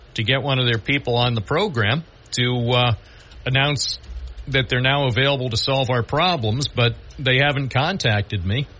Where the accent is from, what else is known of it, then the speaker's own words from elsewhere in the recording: Southern Tier, New York, United States; I've lived in the southern tier all my life